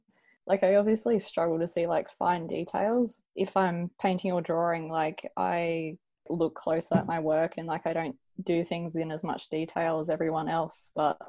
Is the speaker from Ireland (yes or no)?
no; Adelaide, South Australia, Australia; So, I'm from Adelaide and I'm 24.